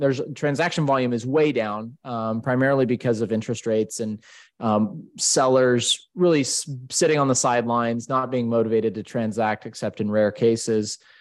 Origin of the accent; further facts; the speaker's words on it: Boise, Idaho, United States; moved away as an adult; also born or lived in Salt Lake City, Utah; now in Denver, United States; I grew up in Idaho in the Boise area on a family farm